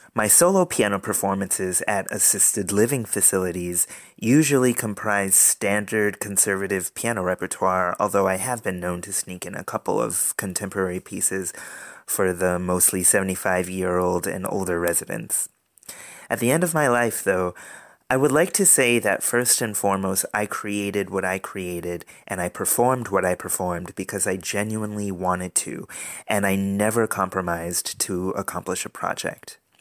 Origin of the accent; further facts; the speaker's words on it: Providence, Rhode Island, United States; moved away as an adult; also born or lived in Boston, Massachusetts; Growing up in Providence, Rhode Island